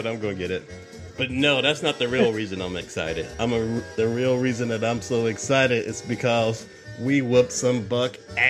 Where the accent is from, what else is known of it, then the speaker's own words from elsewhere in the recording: the South, United States; We're from the South.